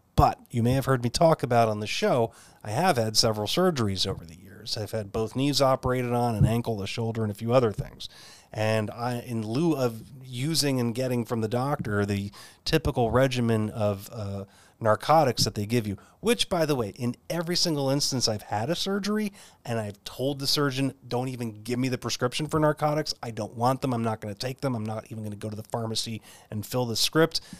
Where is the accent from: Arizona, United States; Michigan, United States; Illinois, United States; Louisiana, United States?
Arizona, United States; Phoenix; right here in my hometown of Phoenix, Arizona